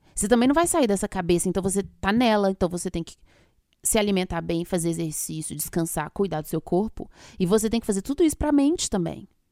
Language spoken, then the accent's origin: Portuguese; Minas Gerais, Brazil; eu sou de Minas